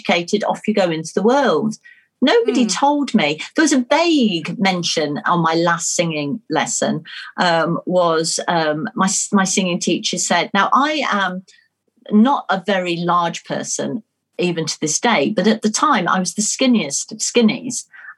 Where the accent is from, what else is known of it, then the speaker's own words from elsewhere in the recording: Nuneaton, West Midlands, United Kingdom; accent: Nuneaton; Which my Nuneaton accent probably wasn't very conducive to.